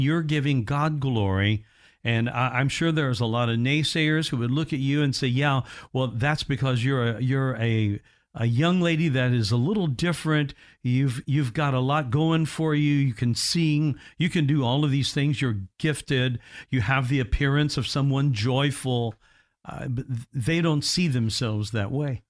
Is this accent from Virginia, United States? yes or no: no; Indiana, United States; I'm from Indiana, uh, originally